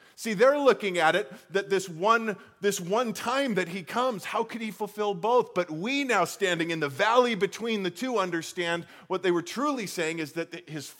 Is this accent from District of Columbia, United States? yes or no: no; Colorado, United States; Again, I grew up in Colorado where we have real mountains.